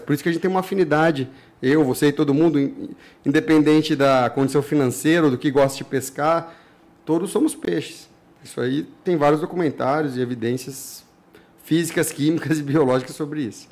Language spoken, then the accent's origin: Portuguese; Ribeirão Preto, São Paulo, Brazil; moved away; eu saí de Ribeirão Preto, São Paulo, num mocó de lá, num riachinho